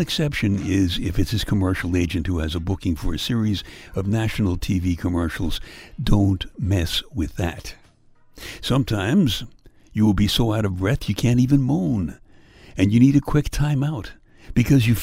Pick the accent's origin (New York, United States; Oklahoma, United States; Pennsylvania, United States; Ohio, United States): New York, United States; Brooklyn; my hometown, Brooklyn, New York